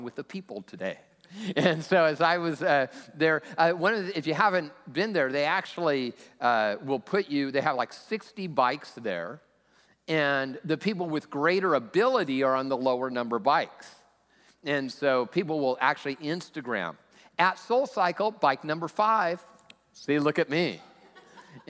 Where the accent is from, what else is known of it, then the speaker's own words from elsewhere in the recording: Lakewood, United States; also born or lived in Southern California; now in Sammamish, United States; I'm from Lakewood